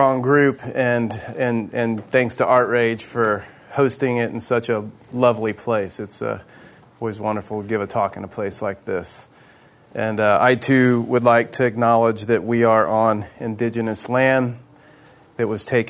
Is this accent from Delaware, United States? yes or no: no; Houston, Texas, United States; moved away as an adult; also born or lived in Alaska; a guy born and raised in Houston, Texas